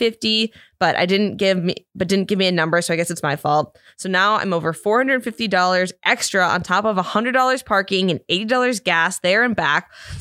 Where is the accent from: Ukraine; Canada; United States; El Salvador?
United States; Indiana; So basically my wife is from California. I'm from Indiana.